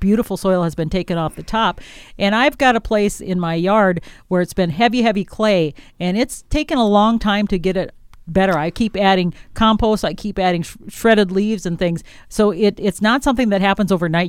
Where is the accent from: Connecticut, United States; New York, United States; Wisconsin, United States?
Wisconsin, United States; moved away; I'm from Wisconsin, where we had a lot more clay soils